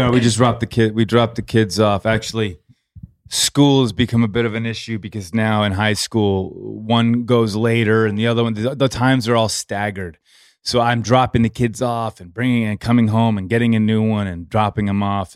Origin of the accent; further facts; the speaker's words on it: Los Angeles, California, United States; I'm forty-six, born and raised Los Angeles.